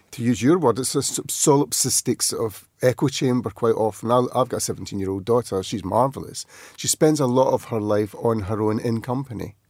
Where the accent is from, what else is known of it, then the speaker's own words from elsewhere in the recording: outside Glasgow, Scotland, United Kingdom; we grew up outside Glasgow